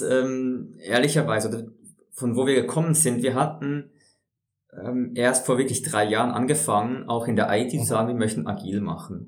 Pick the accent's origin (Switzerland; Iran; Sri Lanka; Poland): Switzerland; bei uns in der Schweiz